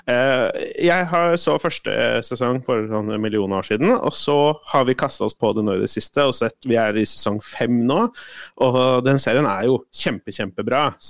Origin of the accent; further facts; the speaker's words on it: Colombia; now in Norway; og så er jeg ganske bevisst på at jeg er ganske subjektiv fordi jeg er fra Colombia